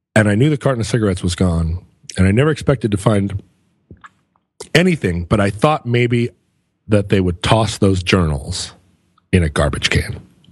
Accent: United States; I'm an American.

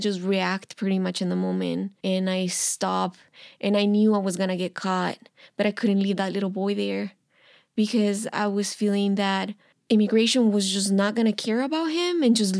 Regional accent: Mexico; And I was like, I'm from Mexico.

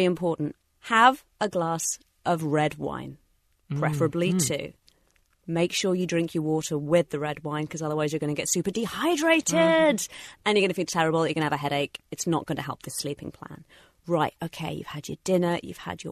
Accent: England, United Kingdom; moved away; I am a citizen of the United Kingdom, and once or twice a year, I fly back to see my family, who still live in England

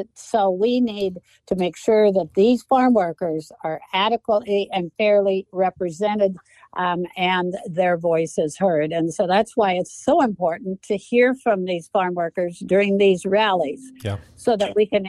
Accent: Moses Lake, Washington, United States; I'm from Moses Lake

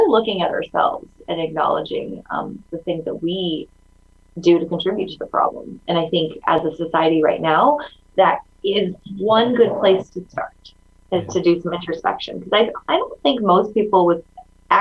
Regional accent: St. Louis, Missouri, United States; first language Mandarin Chinese; English is a second language; also born or lived in China / upstate New York; I grew up in like upstate New York and then St. Louis. I consider St. Louis my hometown

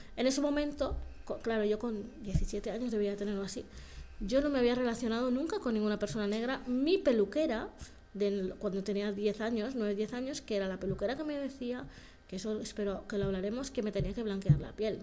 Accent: Barcelona, Catalonia, Spain; yo nací aquí en Barcelona. Bueno, nací en Barcelona por la gente que nos vea de fuera, o sea, en Barcelona. Y me adoptaron al acabar de nacer, una familia blanca. Entonces yo nací aquí, tuve una infancia buena.

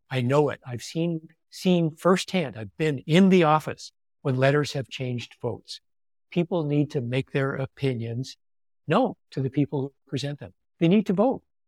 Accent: California, United States; I'm a Californian. You know, we don't do job titles here.

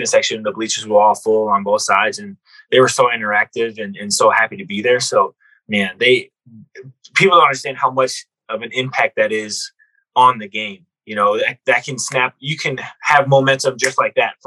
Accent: Minnesota, United States; moved away; I'm from Minnesota

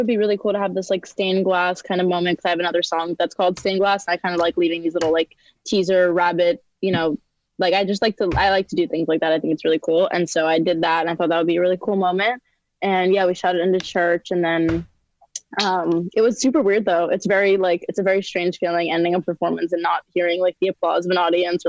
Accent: Long Island, New York, United States; Long Island.

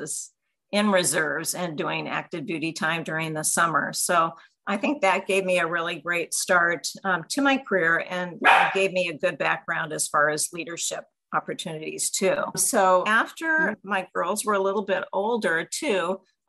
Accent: Pasadena, California, United States; I ended up being stationed about 50 miles from my hometown

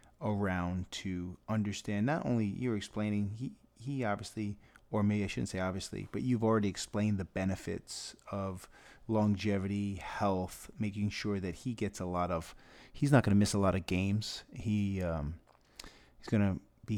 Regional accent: Massachusetts, United States; that's me being from Massachusetts

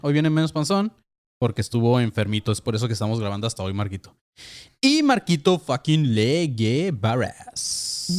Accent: Mexico; la gente que somos de México

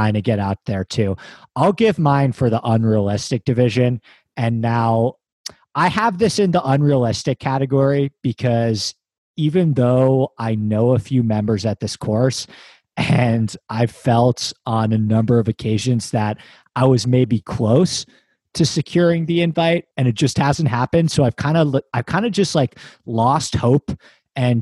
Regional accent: New York, United States; I grew up in New York

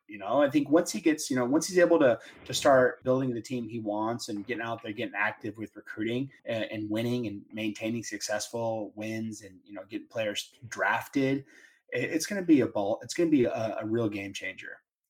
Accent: Dallas, Texas, United States; just because I'm from Dallas.

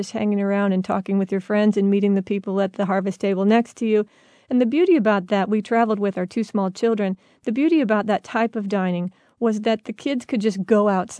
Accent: Midwest, United States; We're from the Midwest, and we'll eat anything pretty much.

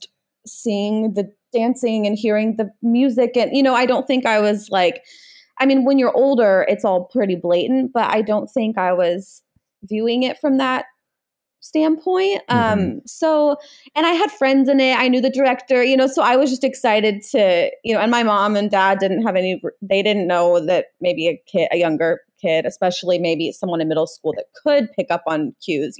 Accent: Kansas City, United States; I'm from Kansas City

